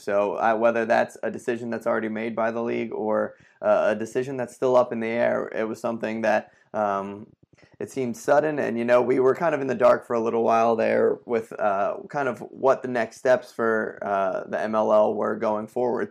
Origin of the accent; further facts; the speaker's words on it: Philadelphia, Pennsylvania, United States; my hometown